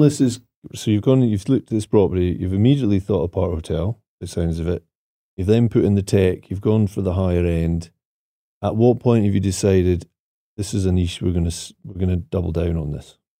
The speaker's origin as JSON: {"language": "English", "town": "Aviemore", "region": "Scotland", "country": "United Kingdom", "tie": "born or raised there", "moved": "yes", "said": "the project at Ave Moor, 'cause that, that one there, apart from being my hometown"}